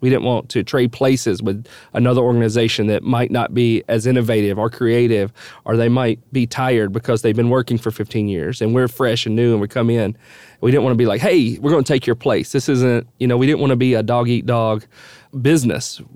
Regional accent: Nashville, Tennessee, United States; also born or lived in Dallas, Texas; we moved back from Dallas, Texas, uh, to my home to Nashville, where I grew up. I, I, lived here my whole life, other than those four years in Dallas

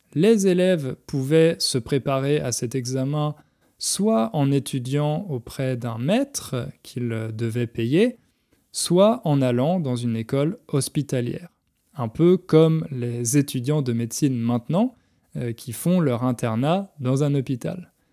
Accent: France; en tant que Français, quand j'étais petit

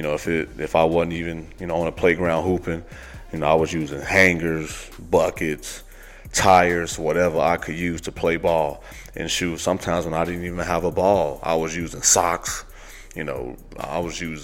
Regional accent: Gary, Indiana, United States; I was born in Gary, Indiana

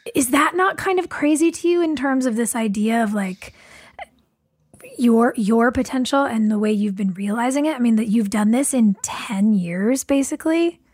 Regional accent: California, United States; lots of us were from here

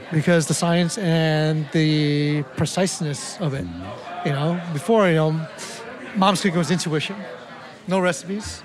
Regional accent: Oakland, California, United States; born or raised there

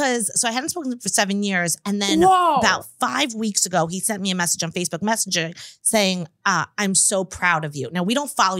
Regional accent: Long Island, New York, United States; I grew up in Long Island where everyone was a size zero.

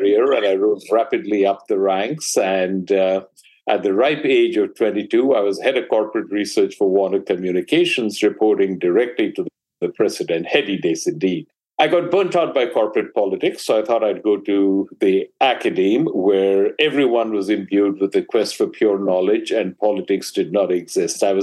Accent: India; moved away as an adult; now in United States; I grew up in India

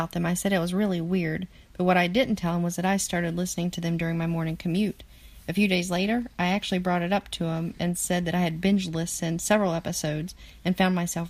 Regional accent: Midwest United States, United States; We're from the Midwest United States.

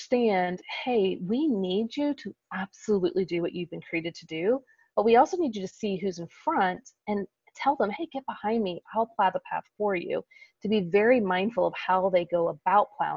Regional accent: Kansas City, United States; in the Midwest, where I grew up in Kansas City

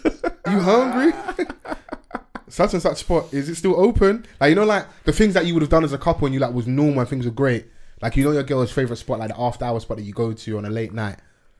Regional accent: United Kingdom; I was born in the UK, man.

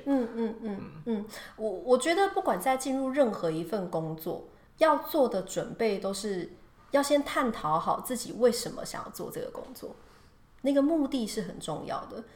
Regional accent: Taiwan; moved away as an adult; also born or lived in Dubai; 对我来说我是台湾的组员

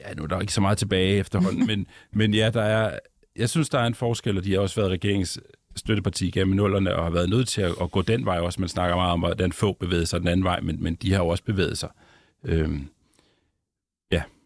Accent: Ballerup, Capital Region of Denmark, Denmark; moved away as an adult; also born or lived in Copenhagen; now in Svendborg, Denmark; jeg er sådan en, en forstadsdreng fra Vandløs og Ballerup, der mm. så har boet rigtig mange år på Nørrebro og i Nordvest senere.

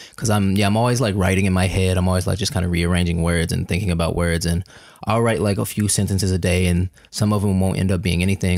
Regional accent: Kansas City, Missouri, United States; moved away as an adult; also born or lived in Chicago; I was born and raised in Kansas City, Missouri

